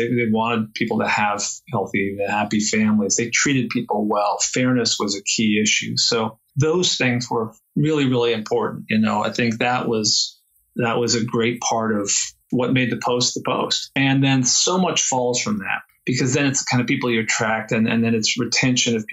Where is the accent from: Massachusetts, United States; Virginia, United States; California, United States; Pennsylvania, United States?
California, United States; San Francisco Bay Area; I'm from the San Francisco Bay Area